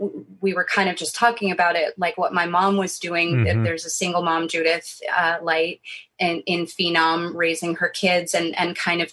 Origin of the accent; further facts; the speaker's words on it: New York City, New York, United States; I grew up in New York City